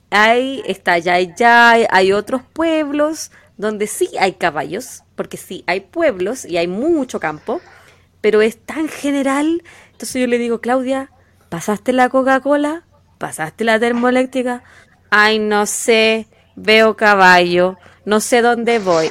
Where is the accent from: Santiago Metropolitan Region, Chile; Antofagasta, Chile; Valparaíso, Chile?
Valparaíso, Chile; Quillota; de la zona de donde yo donde yo me crié, donde yo nací